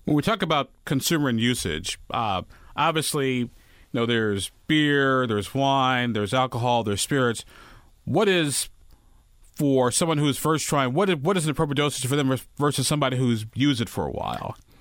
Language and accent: English; Illinois, United States; now in Indiana, United States; my home state of Illinois